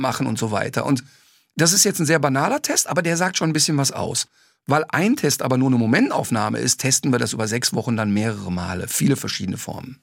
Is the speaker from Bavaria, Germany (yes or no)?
no; Ruhr area, North Rhine-Westphalia, Germany; ich komme ja aus dem Ruhrbord